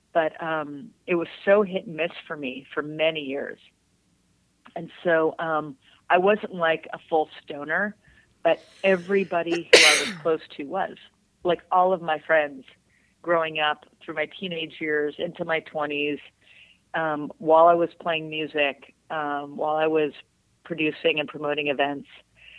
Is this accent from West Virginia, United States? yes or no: no; San Francisco, California, United States; moved away as an adult; now in Humboldt County, United States; I grew up in San Francisco, you know, so like I went to elementary school on Haight Street